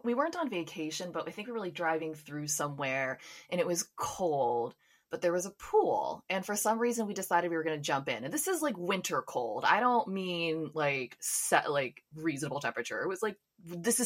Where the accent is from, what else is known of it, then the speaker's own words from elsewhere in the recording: United States; I'm from the States